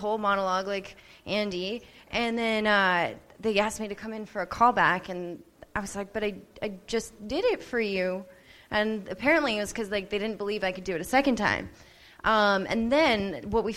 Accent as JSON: {"language": "English", "country": "Canada", "also_born_or_lived": "Vancouver / Los Angeles", "said": "I'm Canadian."}